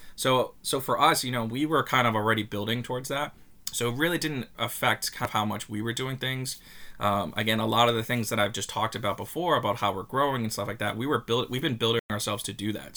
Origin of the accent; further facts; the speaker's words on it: Long Beach, New York, United States; I'm a Long Island native. I grew up in Long Beach.